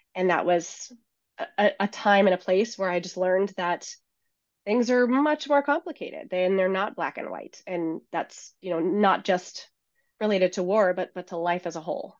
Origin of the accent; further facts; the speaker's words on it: Seattle, Washington, United States; moved away as an adult; I grew up in the Seattle area, which is where I'm now based